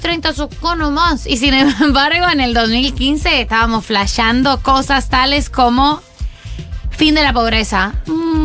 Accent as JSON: {"language": "Spanish", "country": "Colombia"}